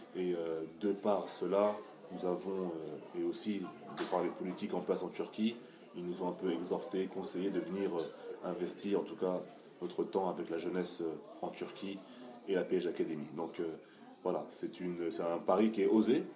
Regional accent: France; nous sommes français

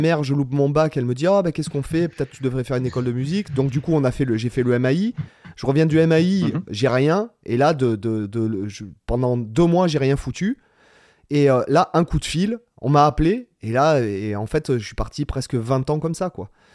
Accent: Toulon, Provence-Alpes-Côte d'Azur, France; now in Spain; je suis de Toulon

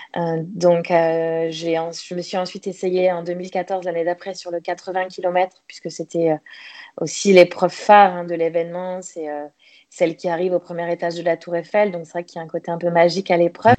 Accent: Le Mans, Pays de la Loire, France; moved away as an adult; also born or lived in Toulouse / south of France; je suis née en Sarthe, au Mans. J'ai donc euh, commencé euh, mes études jusqu'à jusqu'à mes 18 ans, jusqu'au bac

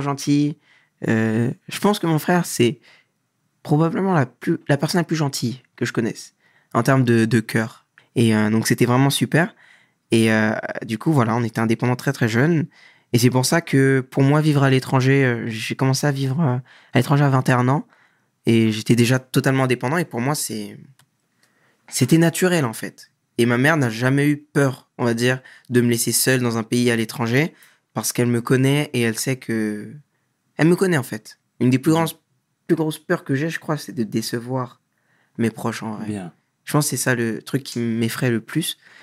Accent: Montmagny, Île-de-France, France; moved away as an adult; also born or lived in Dakar, Senegal; now in South Korea; Je suis né à Montmorency, mais j'ai grandi à Montmagny dans 95

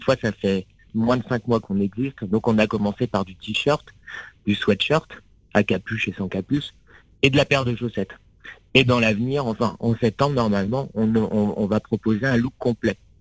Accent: Sarthe, between Le Mans and Angers, Pays de la Loire, France; moved away as an adult; also born or lived in Épernay / Blois / Paris; j'ai grandi euh, dans la Sarthe, entre Le Mans

